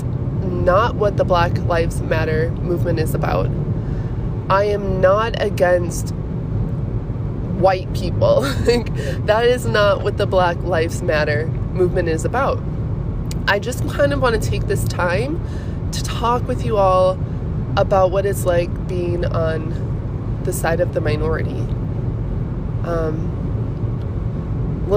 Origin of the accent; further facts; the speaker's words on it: Minnesota, United States; moved away; I'm from Minnesota